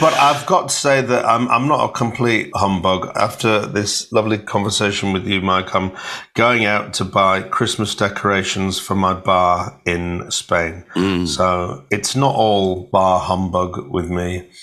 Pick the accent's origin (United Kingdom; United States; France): United Kingdom; Hull, Yorkshire and the Humber; I'm from Hull and I was born on a council estate.